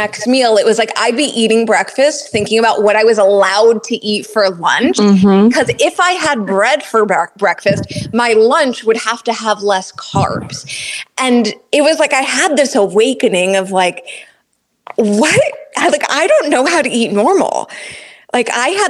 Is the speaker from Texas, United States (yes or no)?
no; New Jersey, United States; I'm from New Jersey, and I've got three sisters, three beautiful sisters. And growing up, you know, I grew up with a lot of females